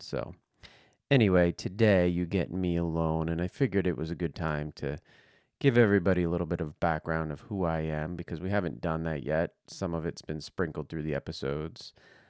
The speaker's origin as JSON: {"language": "English", "region": "New Jersey", "country": "United States", "tie": "born there", "said": "Right now I'm 45, going to be 46 in a couple months. I was born in New Jersey."}